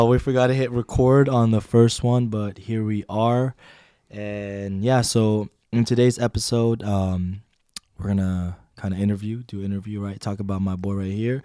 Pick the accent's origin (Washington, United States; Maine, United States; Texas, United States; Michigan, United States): Washington, United States; moved away; I'm from Washington